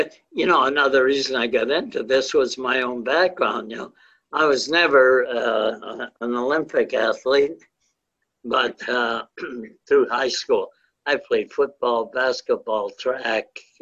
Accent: St. Catharines, Ontario, Canada; I grew up in St. Catharines

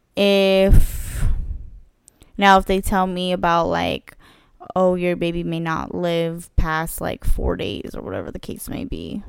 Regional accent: United States; born or raised there; accent: Chilean (in Spanish); first language Spanish; English is a second language

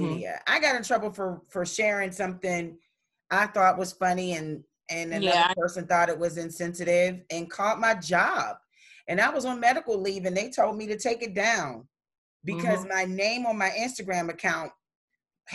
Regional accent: Pittsburgh, Pennsylvania, United States; I'm from Pittsburgh

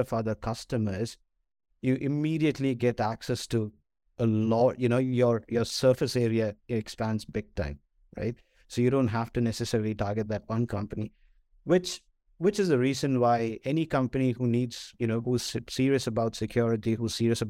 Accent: Kerala, India; moved away; also born or lived in Singapore; I am originally from India

